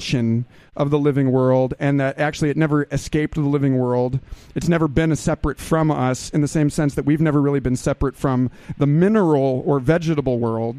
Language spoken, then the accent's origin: English; Austin, Texas, United States; I'm from Austin, Texas